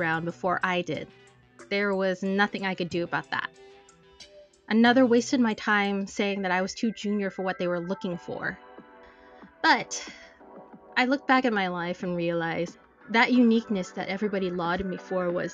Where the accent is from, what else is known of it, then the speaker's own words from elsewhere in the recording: United States; I am Filipino-American.